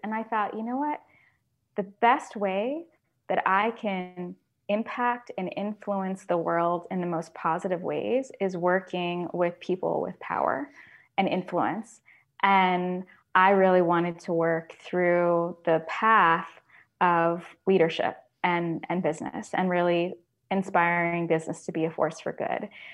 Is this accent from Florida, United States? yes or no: yes; Florida, United States; when I was growing up in Florida